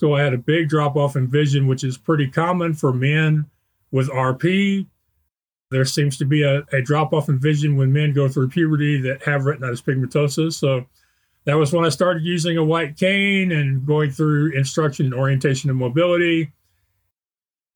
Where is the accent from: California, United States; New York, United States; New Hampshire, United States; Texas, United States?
Texas, United States; Spring; I grew up in Spring, Texas, which is a suburb of Houston